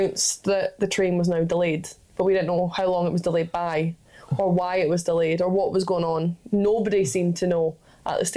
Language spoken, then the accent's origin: English; outskirts of Glasgow, Scotland, United Kingdom; moved away as an adult; also born or lived in Canada; now in England; I'm from Glasgow, but technically I'm not a Glaswegian, I'm from the outskirts